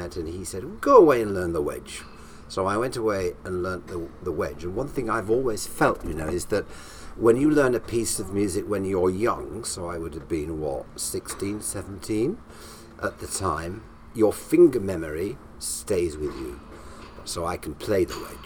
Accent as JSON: {"language": "English", "town": "Morley", "region": "Yorkshire and the Humber", "country": "United Kingdom", "tie": "born or raised there", "also_born_or_lived": "Ely", "accent": "up north", "moved": "yes", "said": "I was born and bred in Morley, which is just outside Leeds."}